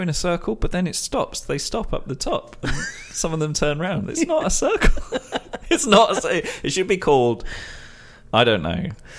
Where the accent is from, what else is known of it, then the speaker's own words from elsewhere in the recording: London, United Kingdom; I grew up in London, so I lived there for over 30 years